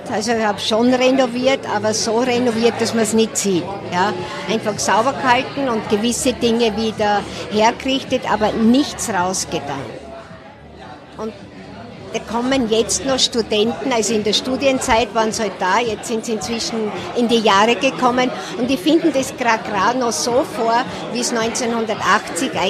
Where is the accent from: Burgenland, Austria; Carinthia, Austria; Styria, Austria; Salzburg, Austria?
Burgenland, Austria; bin eine Burgenländerin.